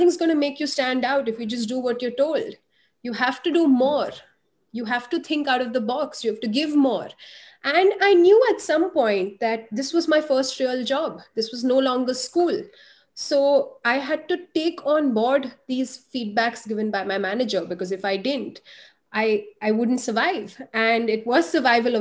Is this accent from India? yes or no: yes; India; being an Indian woman, I got, you know, an investment banking job